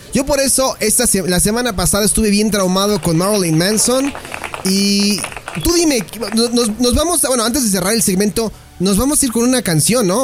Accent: Mexico

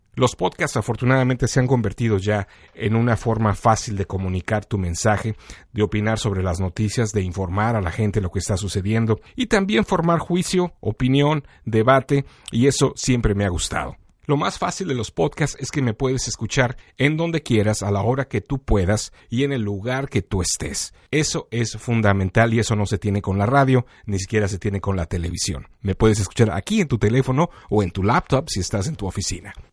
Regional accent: Mexico; now in Chicago, United States; originalmente de México, pero que vine a Chicago en los años 90

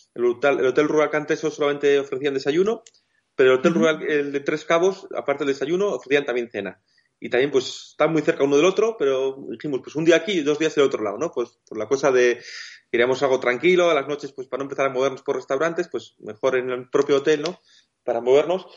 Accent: Basque Country, Spain; nosotros somos del País Vasco

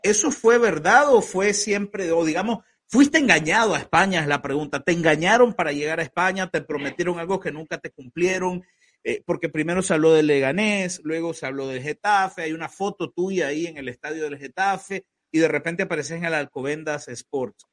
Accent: Nicaragua

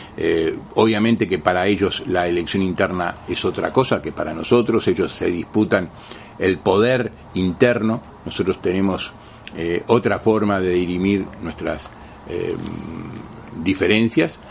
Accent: Uruguay; como Uruguayo como frente amplistas

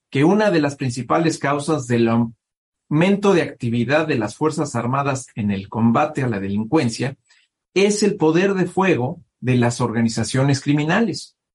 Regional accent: Mexico

